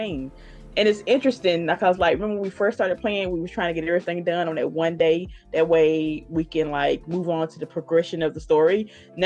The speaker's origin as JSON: {"language": "English", "region": "Southern US", "country": "United States", "accent": "Southern", "said": "my bad Southern accent"}